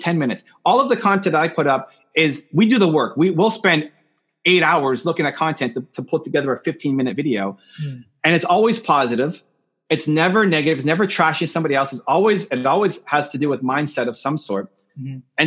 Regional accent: Canada; I'm from Canada

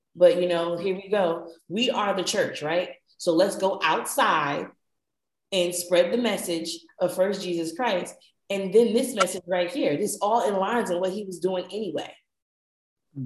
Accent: New Jersey, United States; accent: northern; moved away; also born or lived in Georgia; I'm from Jersey by way of Georgia

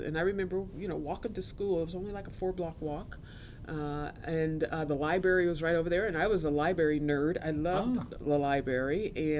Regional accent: Topeka, Kansas, United States; also born or lived in Brooklyn, New York; Growing up in Topeka was. I mean it. It was interesting.

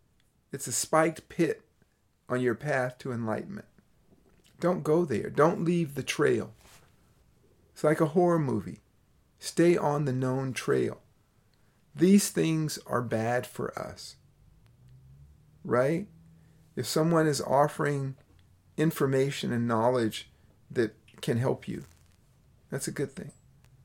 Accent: Berkeley, California, United States; It's strange for me to hear that because I grew up in Berkeley, California as a child.

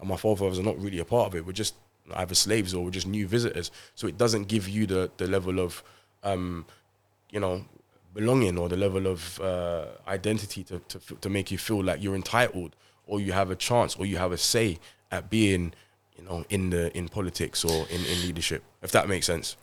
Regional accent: London, United Kingdom; I grew up in Haringey, Tottenham

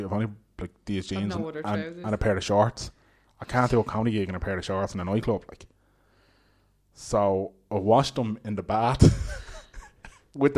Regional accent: Dublin, Leinster, Ireland; I'm from Dublin in the country

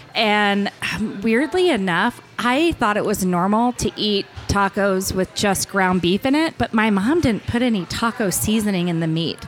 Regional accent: Hutchinson, Kansas, United States; moved away; I grew up in Hutchinson, which is near Wichita

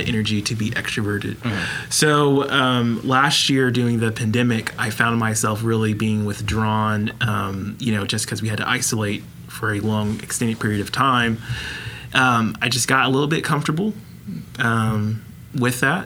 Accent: Midwest City, Oklahoma, United States; born and raised in Midwest City, moved to Oklahoma City for college, and have lived here ever since

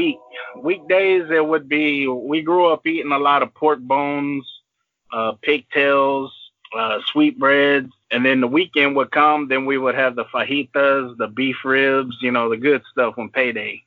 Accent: Port Arthur, Texas, United States; I was raised in Port Arthur, Texas

